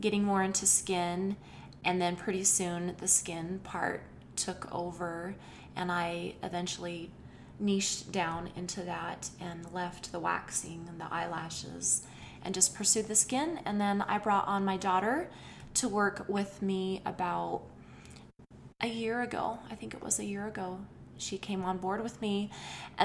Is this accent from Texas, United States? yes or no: no; Rexburg, Idaho, United States; I was born and raised in Rexburg, Idaho, not too far from here